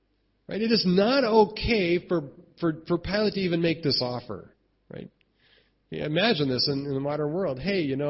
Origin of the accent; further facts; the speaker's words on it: United States; I'm American